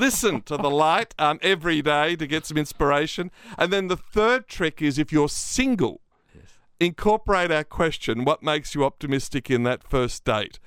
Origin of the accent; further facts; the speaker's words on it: Australia; accent: Australian; my Australian accent